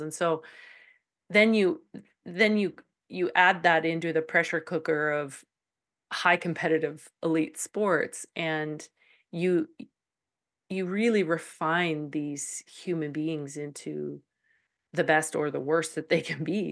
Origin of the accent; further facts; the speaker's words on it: Calgary, Alberta, Canada; moved away as an adult; now in Saskatchewan, Canada; I was born in Calgary. I've lived in Alberta all my life.